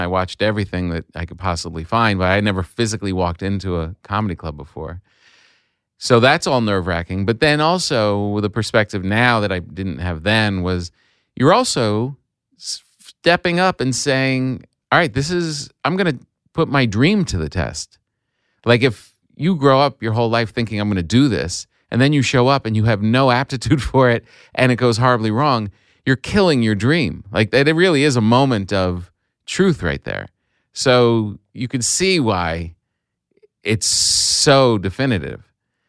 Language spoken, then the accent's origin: English; New Jersey, United States; Yeah, Bergen County.